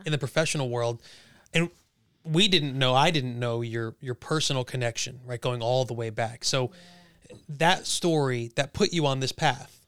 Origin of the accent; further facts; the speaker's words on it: Monmouth and Ocean County, New Jersey, United States; We're all from Monmouth and Ocean County in our area